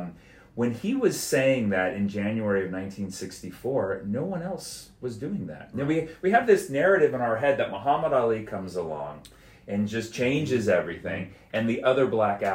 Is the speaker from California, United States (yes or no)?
yes; Oakland, California, United States; Oakland, California, which is where I'm from, my hometown